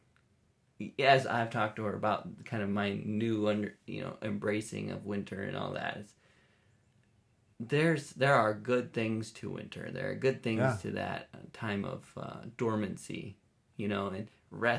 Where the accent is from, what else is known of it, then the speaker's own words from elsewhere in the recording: Minnesota, United States; moved away; I grew up in Minnesota, so winter was long, and it was gray, and it was cold.